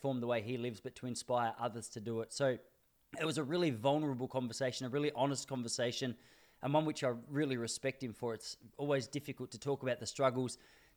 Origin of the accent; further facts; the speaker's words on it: Traralgon, Victoria, Australia; moved away; I was born in Traralgon.